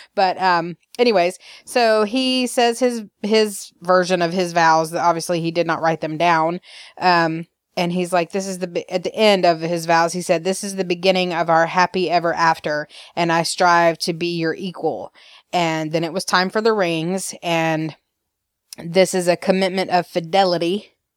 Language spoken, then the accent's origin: English; Alabama, United States; I am from Alabama.